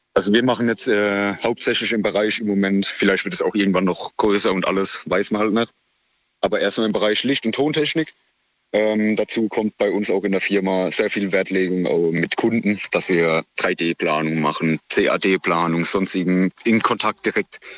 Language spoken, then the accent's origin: German; near Heidelberg, Baden-Württemberg, Germany; Aus der Nähe von Heidelberg